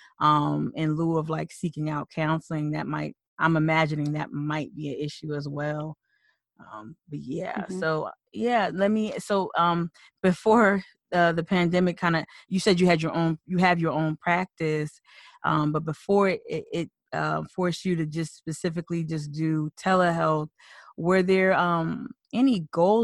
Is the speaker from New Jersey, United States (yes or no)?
yes; New Jersey, United States; moved away as an adult; also born or lived in Philadelphia; I'm born and raised in Jersey, and I lived in Philly for 10 years after undergrad